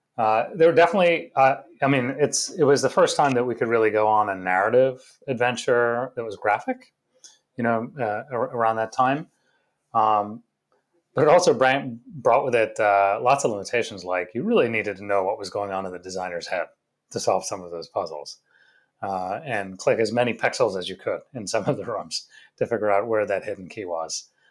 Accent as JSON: {"language": "English", "region": "England", "country": "United Kingdom", "tie": "born or raised there", "also_born_or_lived": "India / Florida / Rochester, New York", "lives_now": "United States", "said": "So we were born in India. We grew up in England for the early part of our childhood. lived in Florida for a little bit."}